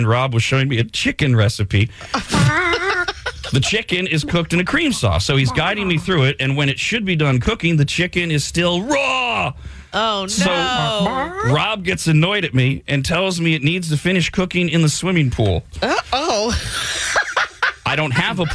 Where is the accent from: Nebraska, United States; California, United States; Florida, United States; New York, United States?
California, United States; East Bay; where I grew up in the East Bay